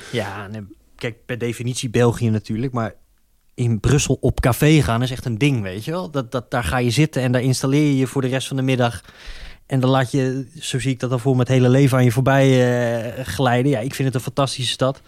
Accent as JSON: {"language": "Dutch", "region": "Utrecht", "country": "Netherlands", "said": "ik ben een Utrechter"}